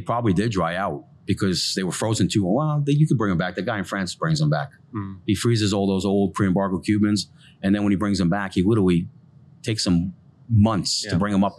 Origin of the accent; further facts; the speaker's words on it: Yonkers, New York, United States; moved away as an adult; also born or lived in Florida; now in Tampa, United States; I was born and raised in Yonkers, New York, literally right on the Yonkers-Bronx border